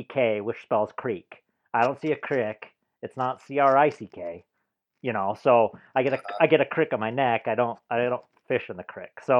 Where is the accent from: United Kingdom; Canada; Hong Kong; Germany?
Canada; Raymond, Alberta; also born or lived in Yuma, Arizona; now in United States; being born and raised in Canada